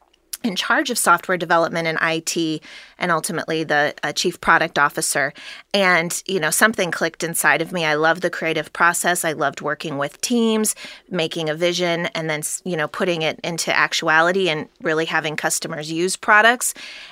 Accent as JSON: {"language": "English", "town": "Cincinnati", "region": "Ohio", "country": "United States", "tie": "born or raised there", "said": "I just kept coming back to wanting to be helpful within my hometown, which happens to be Cincinnati, Ohio"}